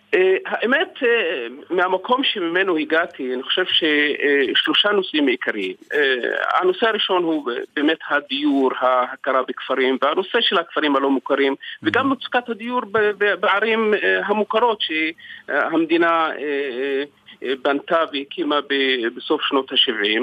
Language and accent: Hebrew; Segev Shalom, Southern District, Israel; אני משגב שלום בדרום